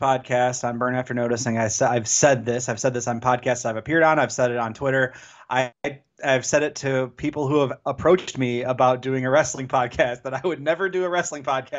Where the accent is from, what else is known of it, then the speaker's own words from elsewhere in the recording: Chicago, Illinois, United States; You know, I attended All In as a Chicagoan.